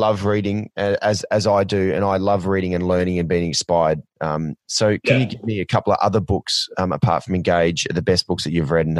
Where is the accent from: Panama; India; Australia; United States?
Australia; growing up in Australia